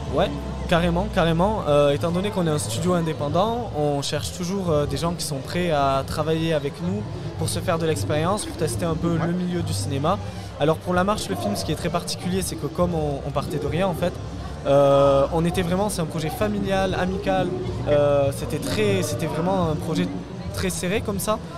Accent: Toulouse, Occitania, France; on est de Toulouse

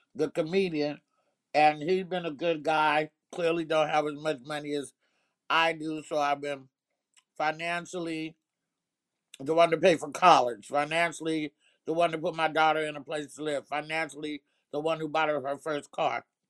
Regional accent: Oakland, California, United States; also born or lived in Arkansas; being in them streets in Oakland

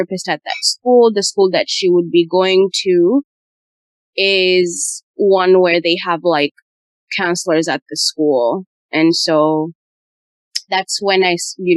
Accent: Uganda; I grew up in Uganda.

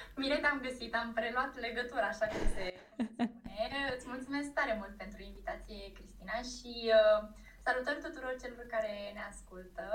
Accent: Iași, Iași County, Romania; sunt din Iași, născută în Iași, locuiesc în Iași

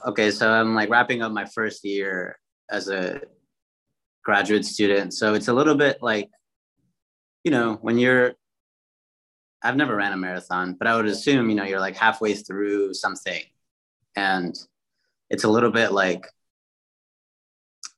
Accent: Chicago, Illinois, United States; moved away as an adult; also born or lived in Minneapolis, Minnesota / New Haven, Connecticut; originally born in Chicago, but went to undergrad in Minneapolis, Minnesota

